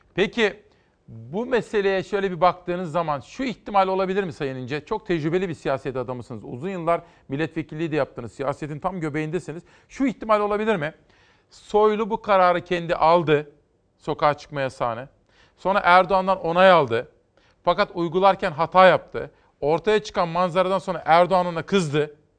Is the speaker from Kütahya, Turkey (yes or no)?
yes; Kütahya, Turkey; Ben Kütahyalıyım